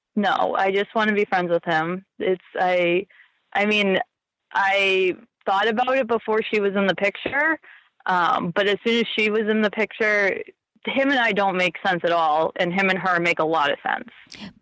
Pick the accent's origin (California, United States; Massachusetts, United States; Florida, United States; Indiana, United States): Massachusetts, United States; now in Santa Barbara, United States; I'm originally from Massachusetts, but I live in Santa Barbara now